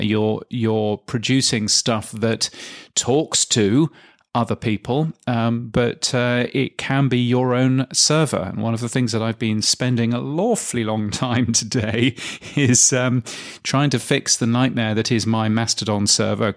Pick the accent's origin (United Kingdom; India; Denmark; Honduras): United Kingdom; England; being English